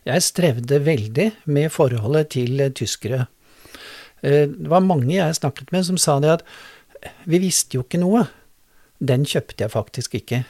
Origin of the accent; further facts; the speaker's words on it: Drammen, Buskerud, Norway; also born or lived in Germany; jeg tilhører denne bydelen. Jeg vokste opp i Fjellsbyen.